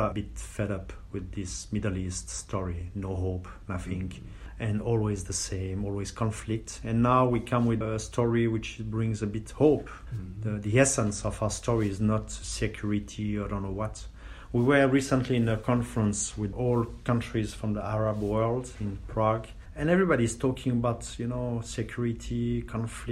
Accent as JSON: {"language": "English", "country": "Switzerland", "tie": "born or raised there", "said": "I grew up 50 kilometers from the university"}